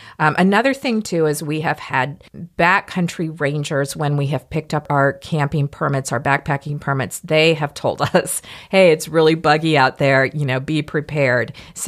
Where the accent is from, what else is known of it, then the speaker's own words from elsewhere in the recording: Mississippi, United States; I am from Mississippi, so I know mosquitoes